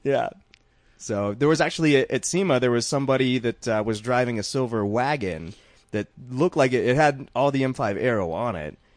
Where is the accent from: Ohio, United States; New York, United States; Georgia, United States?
Georgia, United States; I'm from Georgia